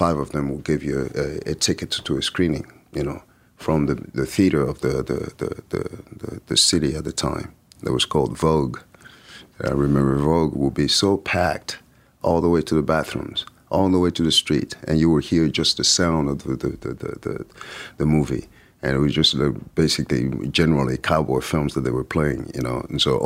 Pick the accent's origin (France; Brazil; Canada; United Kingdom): France; English is a second language; moved away as an adult; also born or lived in Paris / Lyon; growing up in France